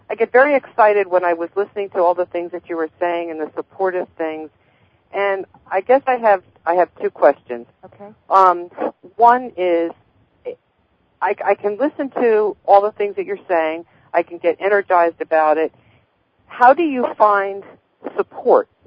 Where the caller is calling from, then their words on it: New Jersey, United States; New Jersey.